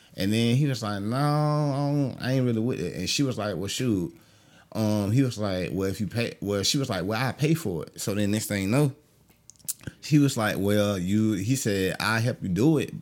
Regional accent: Augusta, Georgia, United States; also born or lived in Jacksonville, Florida; I'm from Augusta, Georgia.

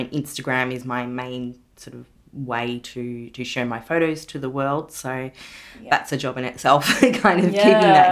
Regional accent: Ballarat, Victoria, Australia; moved away; my hometown of Ballarat

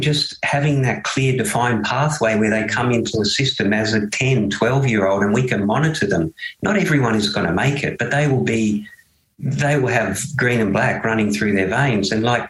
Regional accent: Tasmania, Australia; also born or lived in United Kingdom; I grew up in Tassie

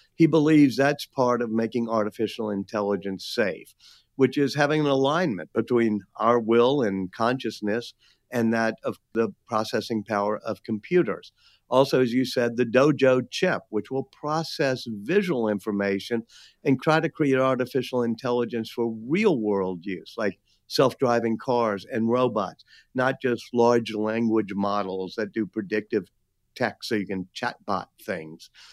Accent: New Orleans, Louisiana, United States; being back in my hometown of New Orleans

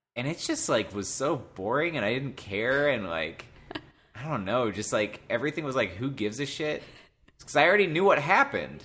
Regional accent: Cleveland, Ohio, United States; I'm from the Cleveland area

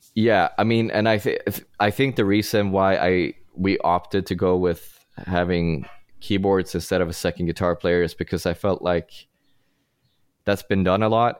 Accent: Sweden; English is a second language; now in Los Angeles, United States; I grew up in Sweden, and I'm trying to hide my accent as best as I can

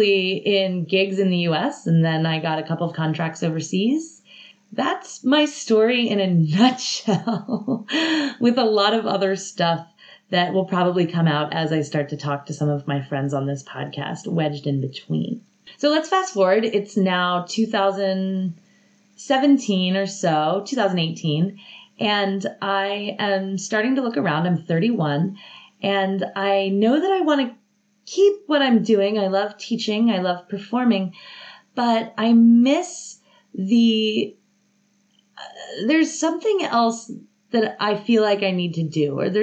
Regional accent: Atlanta, Georgia, United States; moved away as an adult; also born or lived in Athens, Georgia; I'm from Atlanta, so it was close to my family

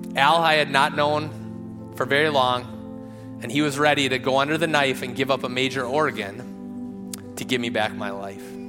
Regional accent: Rochester, Minnesota, United States; moved away; also born or lived in Phoenix; I grew up in Rochester.

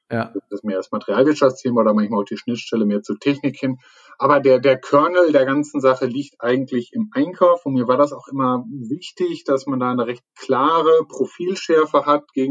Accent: North Rhine-Westphalia, Germany; Also meistens fängt man ja so, so, so also wirklich bin ich Münsterländer, kein Hund, sondern Mensch

